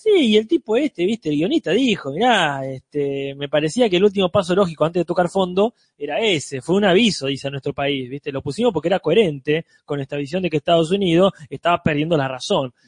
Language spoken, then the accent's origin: Spanish; Argentina; Nosotros como argentinos